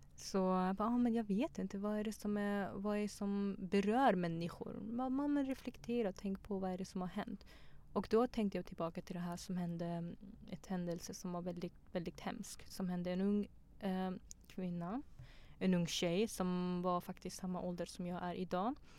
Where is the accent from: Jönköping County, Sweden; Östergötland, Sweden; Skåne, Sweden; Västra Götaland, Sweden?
Jönköping County, Sweden; Tranås; moved away as an adult; also born or lived in Pakistan / Afghanistan; now in Stockholm, Sweden